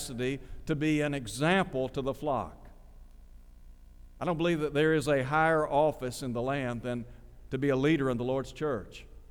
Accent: Chattanooga, Tennessee, United States; When I was growing up in Chattanooga

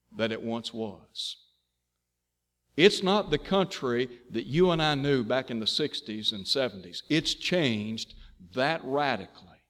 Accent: Chattanooga, Tennessee, United States; born or raised there

